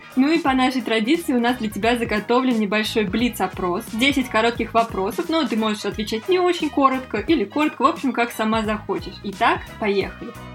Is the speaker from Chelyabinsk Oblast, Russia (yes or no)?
no; Moscow, Russia; мы из Москвы